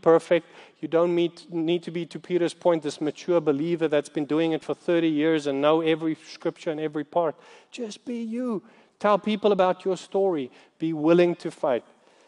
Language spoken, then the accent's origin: English; South Africa; I'm from South Africa